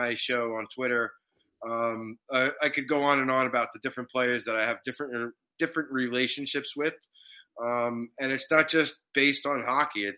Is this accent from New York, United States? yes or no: yes; New York City, New York, United States; moved away as an adult; now in New Jersey, United States; I grew up in New York City